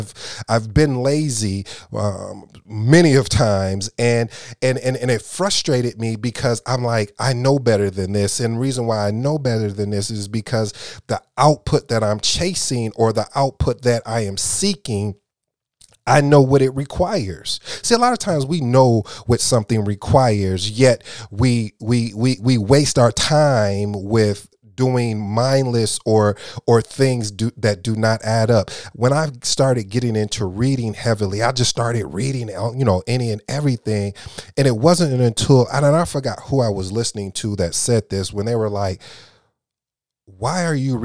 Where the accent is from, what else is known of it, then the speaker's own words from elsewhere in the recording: Flint, Michigan, United States; also born or lived in Kalamazoo; I grew up in Michigan, Flint and Kalamazoo to be exact.